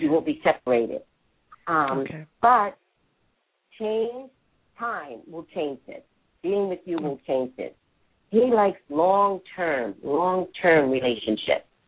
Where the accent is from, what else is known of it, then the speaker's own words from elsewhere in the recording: New York, United States; accent: New Yorker; I'm a native New Yorker.